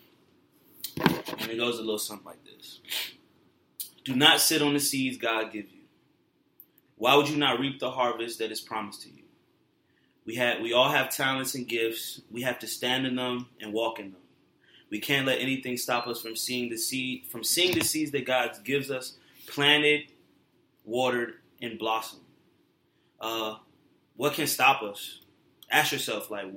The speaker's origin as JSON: {"language": "English", "area": "Fairfax County", "region": "Northern Virginia", "country": "United States", "tie": "born or raised there", "lives_now": "Richmond, United States", "said": "growing up in Fairfax County"}